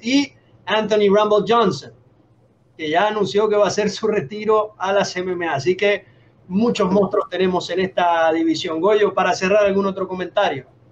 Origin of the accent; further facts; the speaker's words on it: Venezuela; Yo como venezolano